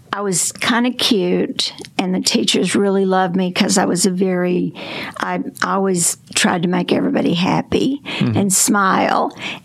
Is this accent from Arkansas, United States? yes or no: yes; Concord, Arkansas, United States; A place called Concord, and it was between Heber Springs and Batesville